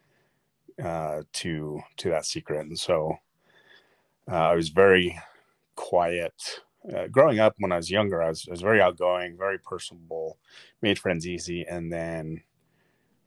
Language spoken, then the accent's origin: English; Sandy, Utah, United States; I was born in Sandy, Utah. Lived in Utah most of my life.